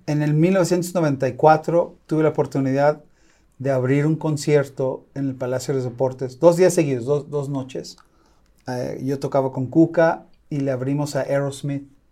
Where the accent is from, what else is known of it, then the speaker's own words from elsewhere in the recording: Los Angeles, California, United States; now in Guadalajara, Mexico; yo nací en Los Ángeles